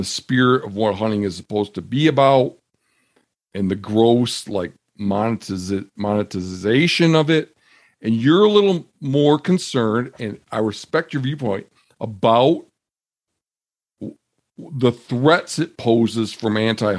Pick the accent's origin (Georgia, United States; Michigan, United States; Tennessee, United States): Michigan, United States; moved away; I grew up in Michigan